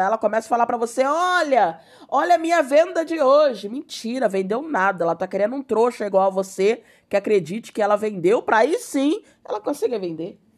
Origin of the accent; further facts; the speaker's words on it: Rio de Janeiro, Brazil; Sou carioca